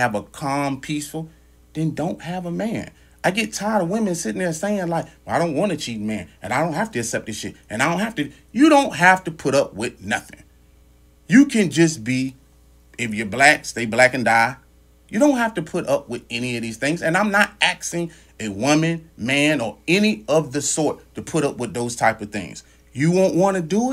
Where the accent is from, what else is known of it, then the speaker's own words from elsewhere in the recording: Louisiana, United States; I grew up in Louisiana.